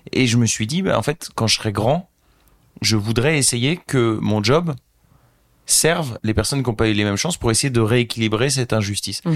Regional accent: Beauvais, Hauts-de-France, France; moved away as an adult; also born or lived in Argentina / United Arab Emirates / United States / Brazil; j'ai grandi à Beauvais

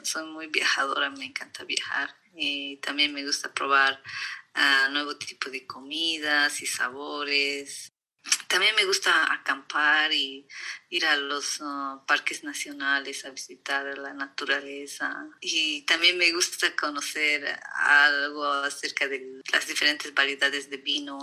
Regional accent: La Paz, Bolivia; moved away as an adult; also born or lived in Potosí, Bolivia / Sweden / United States; now in California, United States; yo después de cumplir un año me han llevado a vivir a La Paz, entonces todo mi mi educación, todo mi colegio, todo ha sido... Me siento más paseña

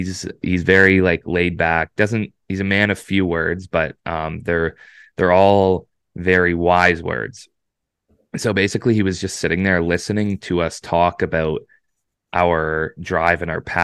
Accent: Oshawa, Ontario, Canada; he produces out of Hamilton, which is, like, I'm from Oshawa, so it's, you know, roughly like an hour 45, 2 hour drive.

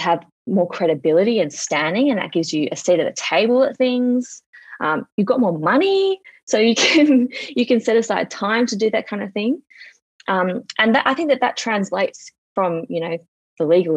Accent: Sydney, New South Wales, Australia; I grew up in Sydney. I live in Sydney. I was raised in Sydney.

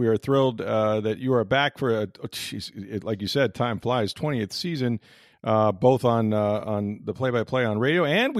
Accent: Tampa Bay, Florida, United States; I'm much older, obviously, but I grew up without baseball in Tampa Bay for so many years as a kid

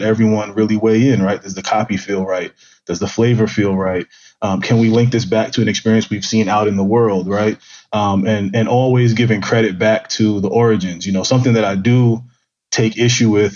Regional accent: New York City, New York, United States; I grew up in Brooklyn, in downtown Brooklyn, in really a Black and Latino melting pot

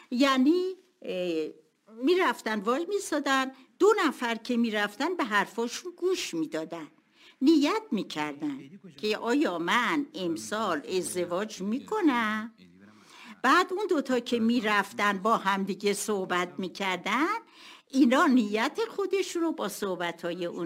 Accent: Tehran, Tehran Province, Iran; born there; متولد تهران هستم در پامنار به دنیا آمدم تا سه چهار سالگی در پامنار بودم

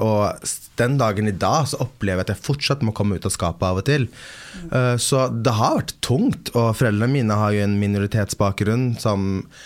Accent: Sweden; moved away; Jeg er født og oppvokst i Sverige

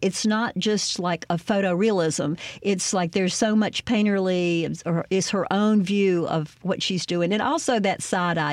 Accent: Greenwood, Mississippi, United States; growing up in Greenwood

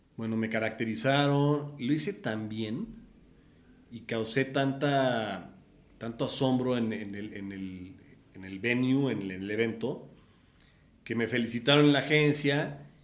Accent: Puebla, Mexico; moved away as an adult; now in Mexico City, Mexico; nací en el Distrito Federal un 10 de agosto del 80 y a los 8 años nos fuimos a vivir a Puebla por temas de trabajo de mi papá

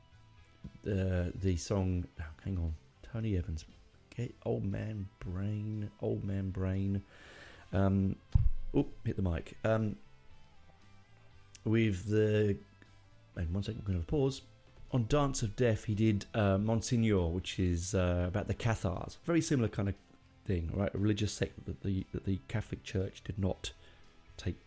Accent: United Kingdom; being British

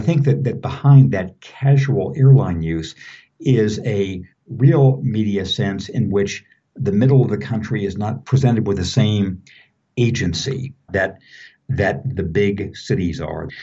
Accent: Southern California, United States; moved away; I grew up in Southern California

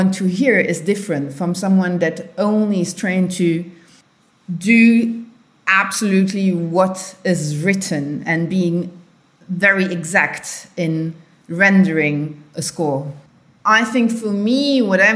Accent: Luxembourg; from Luxembourg

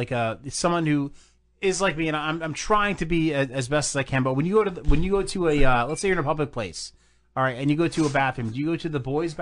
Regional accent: New Jersey, United States; Dude, I'm from Jersey

